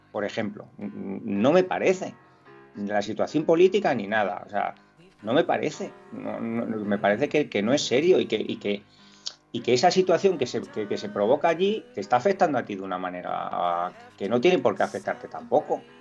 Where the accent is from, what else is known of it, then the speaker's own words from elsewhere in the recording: Catalonia, Spain; me molesta como madridista, me molesta como español, porque mm, yo, yo entiendo que mi sensibilidad no es la única